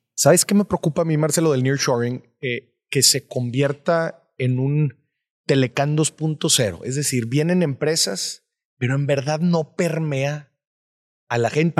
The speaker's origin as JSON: {"language": "Spanish", "town": "Monterrey", "region": "Nuevo León", "country": "Mexico", "said": "yo soy, yo soy de Monterrey."}